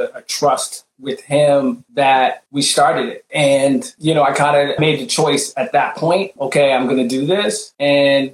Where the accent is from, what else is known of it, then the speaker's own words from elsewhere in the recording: Barbados; I'm West Indian and stuff and Barbados